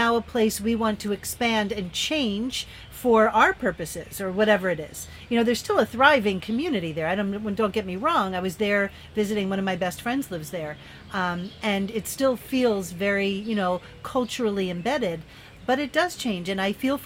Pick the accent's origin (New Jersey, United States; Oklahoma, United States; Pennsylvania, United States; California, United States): Pennsylvania, United States; moved away; also born or lived in New York; I lived there for 17 years, but I grew up in Pennsylvania